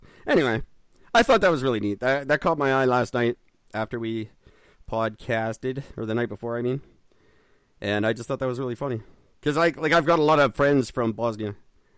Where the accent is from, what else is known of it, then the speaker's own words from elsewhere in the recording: Canada; I'm Canadian